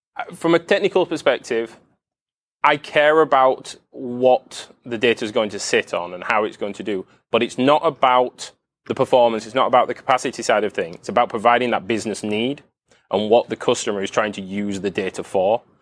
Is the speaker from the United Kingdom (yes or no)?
yes; United Kingdom; I'm from the U K.